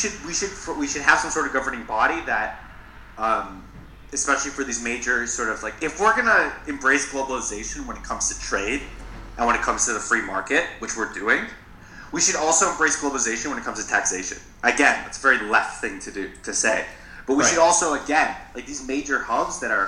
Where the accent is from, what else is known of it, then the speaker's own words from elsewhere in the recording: Minneapolis, Minnesota, United States; I identify from Minnesota, but I really don't relate to the outer part of Minnesota at all